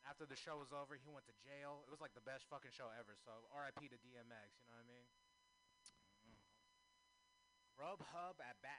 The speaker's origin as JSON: {"language": "English", "country": "United States", "said": "I can say that. I'm Native American."}